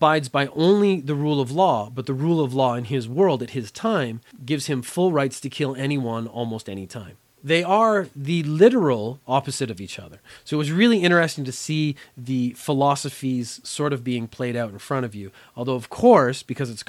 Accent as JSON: {"language": "English", "country": "Canada", "tie": "born or raised there", "also_born_or_lived": "Korea", "said": "I grew up in Canada, so I had about 12 years of French education"}